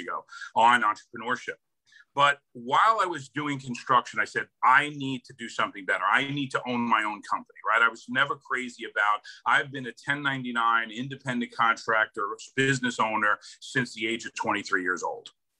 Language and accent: English; Hoboken, New Jersey, United States; So born and raised in New Jersey, Hoboken, New Jersey.